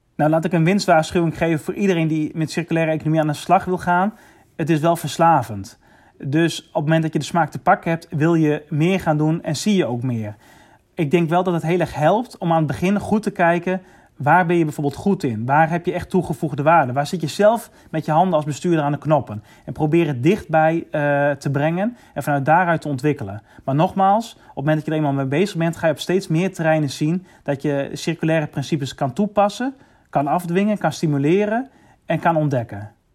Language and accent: Dutch; Netherlands